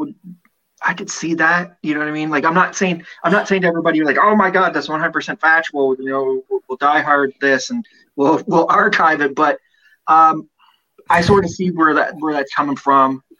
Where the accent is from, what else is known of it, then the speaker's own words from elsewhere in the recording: Canada; also born or lived in Spring Hill, Nova Scotia; I'm Canadian